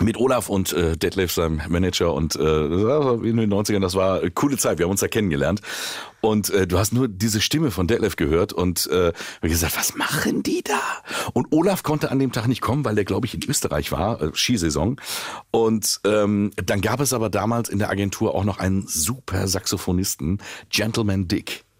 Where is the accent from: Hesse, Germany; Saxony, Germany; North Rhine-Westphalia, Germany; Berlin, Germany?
Hesse, Germany; Willingen; ich komme aus Willingen